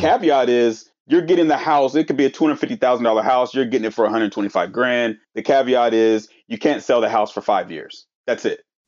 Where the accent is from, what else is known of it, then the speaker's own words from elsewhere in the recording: Portland, Oregon, United States; I grew up in North Portland in the Columbia Villa